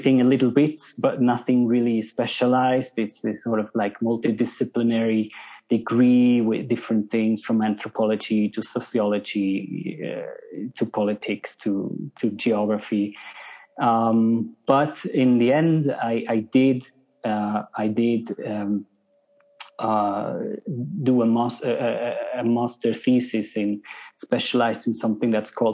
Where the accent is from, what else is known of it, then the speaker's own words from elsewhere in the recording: Switzerland; moved away as an adult; also born or lived in South Africa / Norway; now in Peru; I'm from Switzerland. When I was about 20, starting to study, I decided to move to Norway